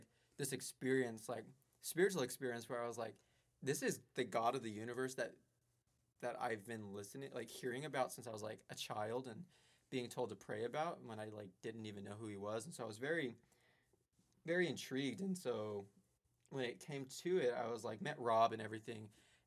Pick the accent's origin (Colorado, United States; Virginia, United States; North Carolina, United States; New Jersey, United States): Colorado, United States; moved away as an adult; now in Chicago, United States; I'm from Colorado